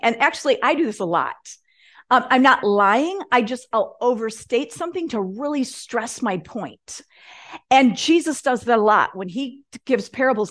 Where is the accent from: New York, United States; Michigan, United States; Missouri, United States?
Michigan, United States; I grew up in Michigan